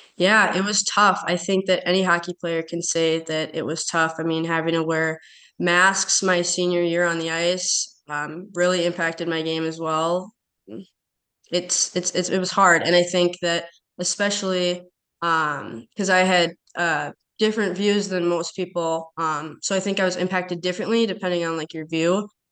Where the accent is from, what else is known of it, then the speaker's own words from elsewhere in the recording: Chisago City, Minnesota, United States; growing up in Chisago, it's it's a really small town